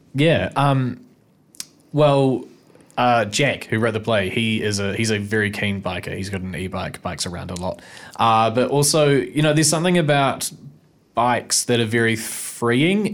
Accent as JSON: {"language": "English", "region": "Nelson", "country": "New Zealand", "moved": "as an adult", "lives_now": "Wellington, New Zealand", "said": "I'm from, uh, Wakatu Nelson originally."}